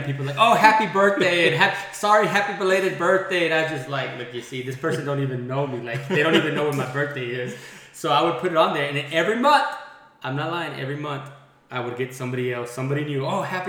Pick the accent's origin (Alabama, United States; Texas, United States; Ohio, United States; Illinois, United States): Texas, United States; Andrews; moved away as an adult; now in Midland, United States; I'm from Andrews, Texas as well. I'm actually from 1980. Grew up here, went to school here